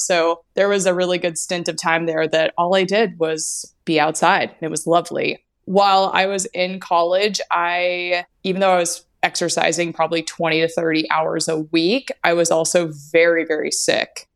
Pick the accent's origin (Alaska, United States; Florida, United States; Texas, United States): Alaska, United States; Anchorage; also born or lived in Bellingham, Washington; I was born and raised in Alaska